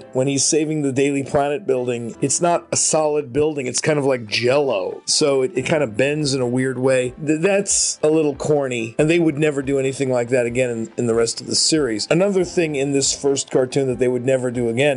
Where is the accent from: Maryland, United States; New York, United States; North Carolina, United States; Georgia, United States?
New York, United States; I grew up in New York